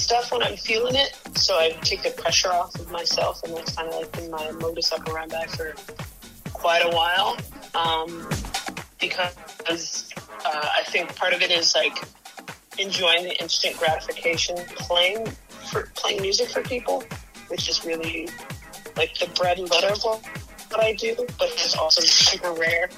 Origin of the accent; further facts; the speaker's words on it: Midwest, United States; as a Midwesterner